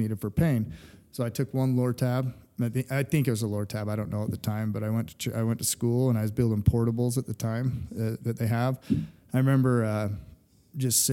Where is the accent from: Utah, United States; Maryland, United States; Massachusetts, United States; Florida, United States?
Utah, United States; Fruit Heights; So I'm from right here where we're at, Kaysville, Utah. So Fruit Heights, actually, to be correct.